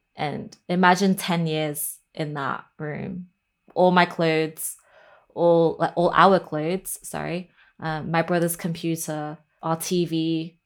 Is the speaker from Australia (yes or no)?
no; Lancashire, North West England, United Kingdom; also born or lived in Hong Kong; the one up in Lancashire, since I was, you know, I grew up in that one